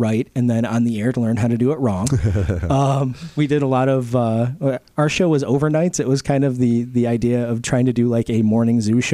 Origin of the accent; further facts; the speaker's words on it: Spencerport, New York, United States; also born or lived in Fredonia; I grew up in Spencerport listening to AM radio under the blankets